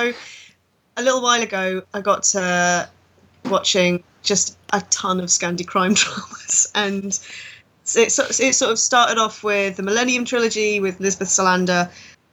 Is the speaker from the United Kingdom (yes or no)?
yes; United Kingdom; We're such a horrible country